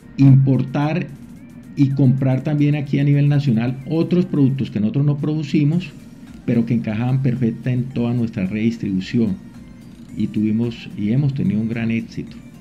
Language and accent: Spanish; San Gil, Santander, Colombia; moved away as an adult; also born or lived in Medellín, Colombia / Bucaramanga, Colombia; now in Venezuela; Yo nací en San Gil, Santander